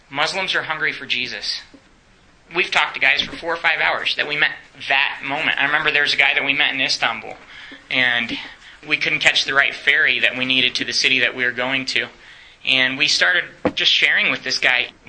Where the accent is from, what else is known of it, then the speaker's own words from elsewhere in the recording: Romania; English is a second language; I grew up in Romania.